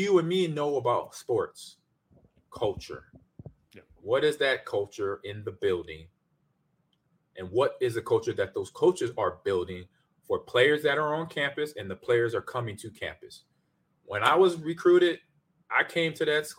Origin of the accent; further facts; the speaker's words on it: Omaha, Nebraska, United States; also born or lived in Lincoln, Nebraska; being from the state, from my hometown Omaha, then Lincoln, where I went to school down there